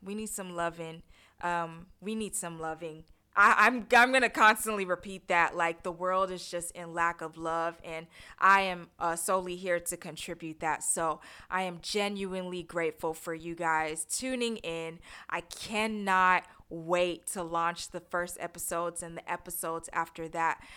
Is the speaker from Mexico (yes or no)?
no; Accra, Greater Accra, Ghana; moved away; also born or lived in Houston, Texas; I was born in Houston, Texas, raised in Accra, Ghana.